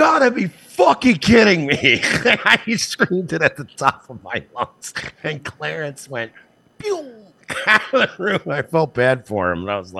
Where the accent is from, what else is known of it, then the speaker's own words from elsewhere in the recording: India; I'm not a doctor, but I am Indian, so I feel like...